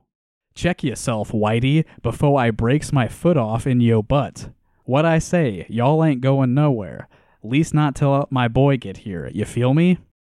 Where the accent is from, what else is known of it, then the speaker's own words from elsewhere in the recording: Iowa, United States; He was from the hoods of Baltimore. I'm from Iowa.